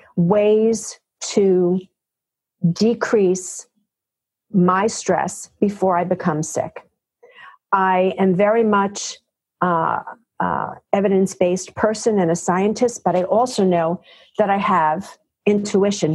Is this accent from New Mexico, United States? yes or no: no; New York City, New York, United States; also born or lived in Yonkers, New York; I am one of those gals who is a native New Yorker, born and raised in New York, in the Bronx, Queens